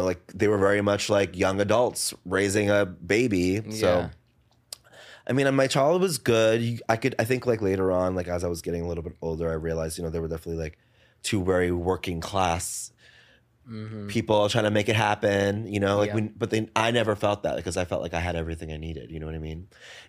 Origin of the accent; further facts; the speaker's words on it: New Jersey, United States; also born or lived in Paterson, New Jersey / Saddle Brook, New Jersey; now in New York City, United States; I grew up in Jersey.